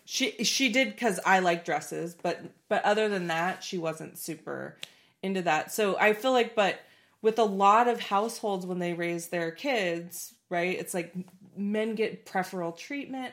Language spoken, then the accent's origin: English; Portland, United States; I grew up in Portland